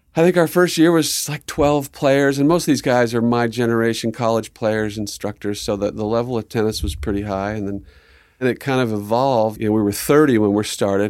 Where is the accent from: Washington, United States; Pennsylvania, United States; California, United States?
California, United States; Southern; moved away; also born or lived in Arizona; growing up in Southern Cal